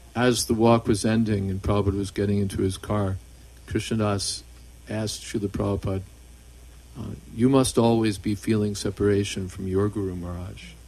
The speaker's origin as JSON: {"language": "English", "country": "United States", "tie": "born or raised there", "said": "I grew up in America"}